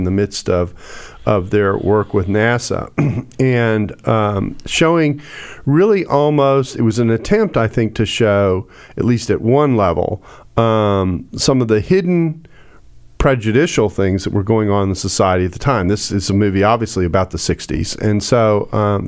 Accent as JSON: {"language": "English", "region": "Texas", "country": "United States", "tie": "born or raised there", "said": "I grew up in Texas, but I went to a private school that was not very desegregated."}